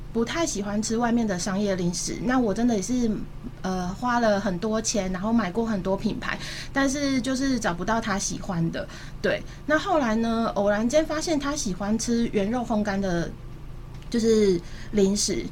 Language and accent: Chinese; Taipei, Taiwan; moved away as an adult; also born or lived in Changhua; now in Kaohsiung, Taiwan; 我本身不是高雄人，然后我是在台北出生长大，然后中间有一段求学时间，因为户籍在彰化，所以又回到彰化